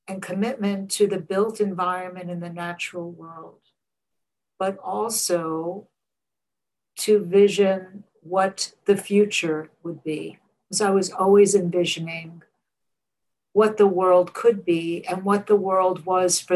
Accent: New York City, New York, United States; I grew up in Coney Island, Brooklyn, in the NYCHA housing, which is New York City Housing Authority, public housing.

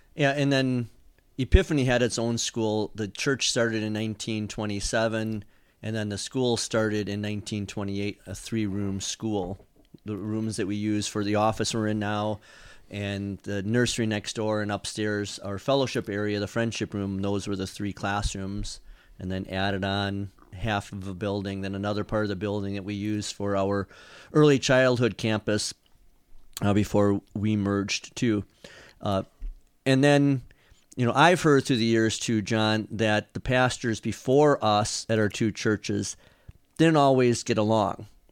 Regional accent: Wisconsin, United States; now in Kentucky, United States; I grew up in Wisconsin

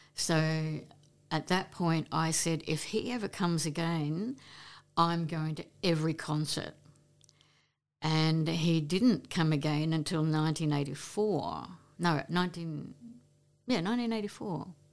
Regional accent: Queensland, Australia; now in Brisbane, Australia; we moved to Maribyrnong, um, moved in with my father's parents, and, um, I started schooling grade four there.

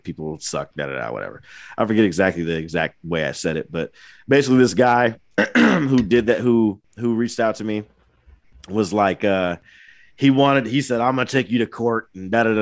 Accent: Angola, Indiana, United States; my hometown

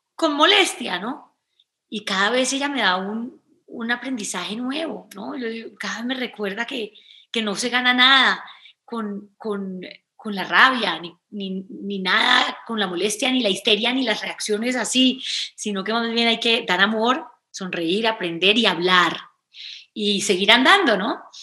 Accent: Cali, Valle del Cauca, Colombia; yo crecí en Cali, es una ciudad bacanísima

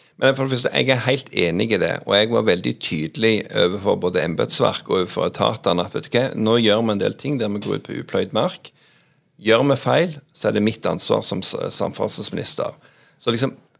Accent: Jæren, Rogaland, Norway; moved away as an adult; now in Oslo, Norway; jeg er jo òg mye hjemme på Jæren. altså jeg har vokst opp

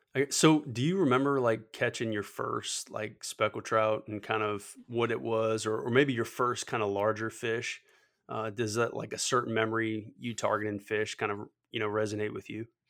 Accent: Metairie, Louisiana, United States; born or raised there

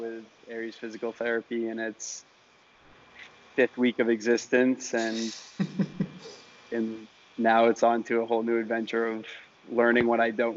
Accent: Maine, United States; moved away as an adult; now in Miami, United States; I'm from Maine originally

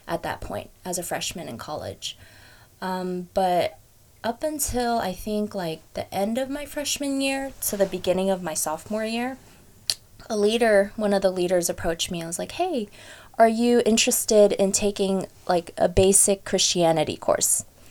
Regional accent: Fremont, California, United States; also born or lived in Hayward; I was born and raised in Fremont, it's kind of a little bit of a lie, but I was born at Hayward Kaiser

